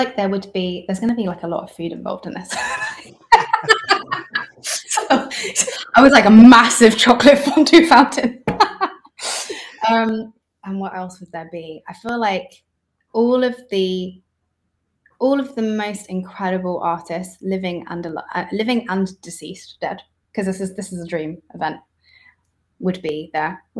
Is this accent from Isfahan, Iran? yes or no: yes; Isfahan, Iran; moved away; in my hometown, Esfahan